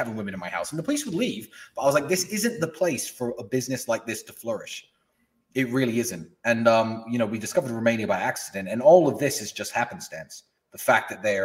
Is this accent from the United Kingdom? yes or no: yes; Luton, East of England, United Kingdom; I grew up in Luton, which is a shithole in England